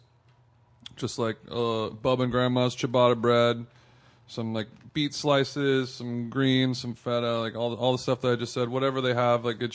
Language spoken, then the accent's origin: English; Orange County, California, United States; also born or lived in Atwater Village, Los Angeles; now in Los Angeles, United States; We're from Orange County, which is the exact opposite of the Valley